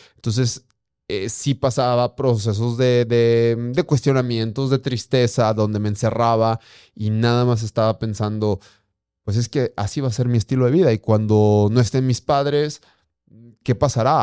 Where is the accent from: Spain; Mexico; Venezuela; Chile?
Mexico; Durango; also born or lived in Guanajuato; yo soy nacido en Guanajuato, sin embargo, tengo 35 años desde muy pequeño a meses. Eh, radicado en Durango. Me encanta ser norteño